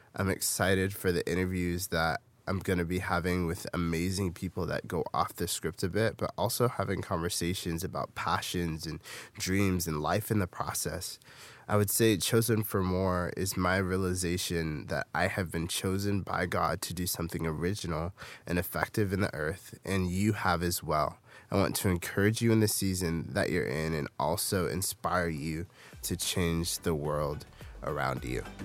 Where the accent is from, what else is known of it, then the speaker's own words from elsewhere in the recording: Fairfield, California, United States; I grew up in Fairfield, California, in the Bay Area